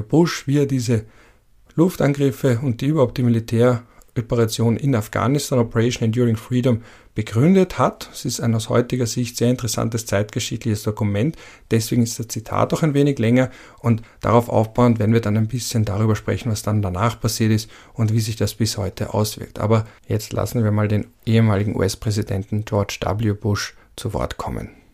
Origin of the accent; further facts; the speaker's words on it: Vienna, Austria; als Wiener Betonkind